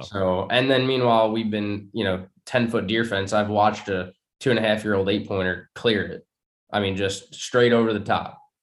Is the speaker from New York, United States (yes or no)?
yes; New York, United States; moved away as an adult; also born or lived in Long Island; now in Virginia, United States; growing up in New York